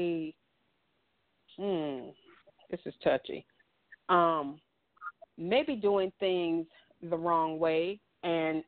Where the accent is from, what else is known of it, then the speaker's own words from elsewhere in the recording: the South, United States; as a little girl growing up in the South in the 70s